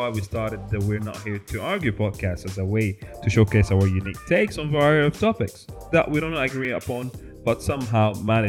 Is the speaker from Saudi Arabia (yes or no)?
yes; Saudi Arabia; now in Dubai, United Arab Emirates; I'm Sudanese, born and raised in Saudi Arabia. And yeah, I'm in Dubai as well